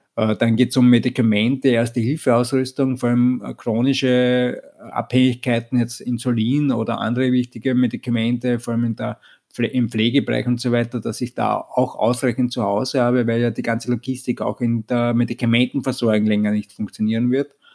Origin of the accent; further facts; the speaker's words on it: Vienna, Austria; ich komme grundsätzlich aus Österreich, aus Wien